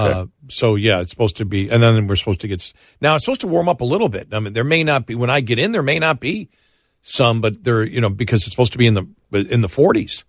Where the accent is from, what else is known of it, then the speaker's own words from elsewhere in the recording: Buffalo, New York, United States; moved away; growing up in Buffalo, people assume you do.